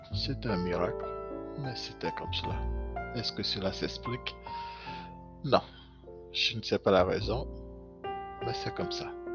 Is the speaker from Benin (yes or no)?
yes; Benin; Je suis né au Bénin. J'ai grandi au Bénin